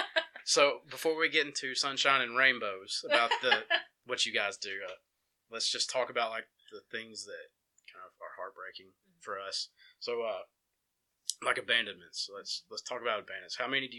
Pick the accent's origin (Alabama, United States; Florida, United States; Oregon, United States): Alabama, United States; Empire; Because like I said, I grew up in Empire and lived there for years.